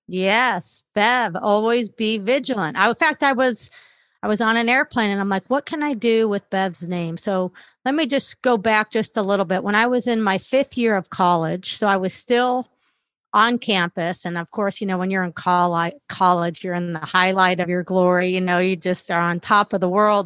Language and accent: English; Los Angeles, California, United States; I grew up in Northridge, California